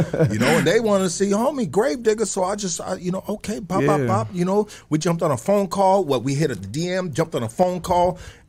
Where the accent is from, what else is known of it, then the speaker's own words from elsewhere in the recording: California, United States; So, the Bay Area. Growing up in the Bay, I want to just like ease up a little, you know.